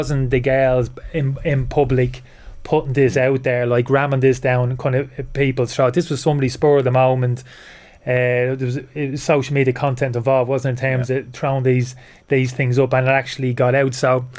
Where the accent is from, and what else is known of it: Dublin, Leinster, Ireland; born or raised there; moved away as an adult; also born or lived in United Kingdom